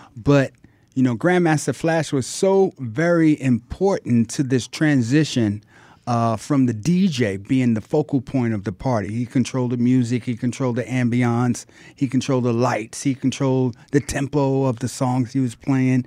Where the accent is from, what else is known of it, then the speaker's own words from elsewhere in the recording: New York City, New York, United States; I was born and raised in Harlem